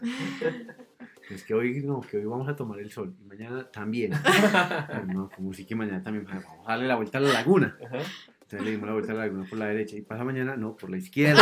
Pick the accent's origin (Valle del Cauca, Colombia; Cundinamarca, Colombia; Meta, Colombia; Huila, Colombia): Cundinamarca, Colombia; between Suesca and Sesquilé; also born or lived in Zipaquirá; toda la vida crecí eh, en una vereda que está entre Suezca y Sesquilé